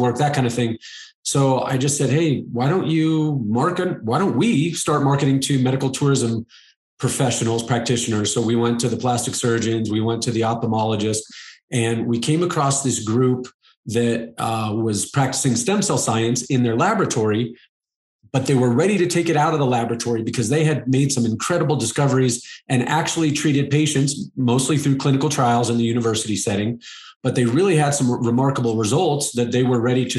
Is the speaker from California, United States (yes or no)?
no; Arizona, United States; I live in Arizona. I grew up in Arizona.